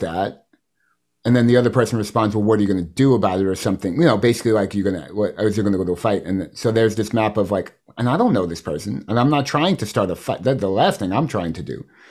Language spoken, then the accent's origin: English; New York City, New York, United States; I come from Queens